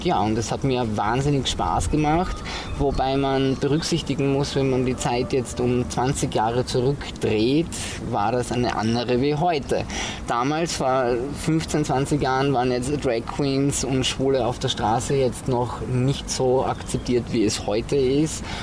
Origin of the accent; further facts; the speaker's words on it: southern Styria, Austria; also born or lived in Graz; ich bin ja in der Südsteiermark aufgewachsen, ein absolutes Landei